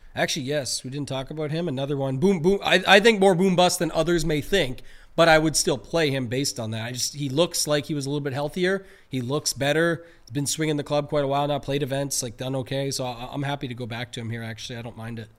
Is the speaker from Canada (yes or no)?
yes; Canada; we're Canadian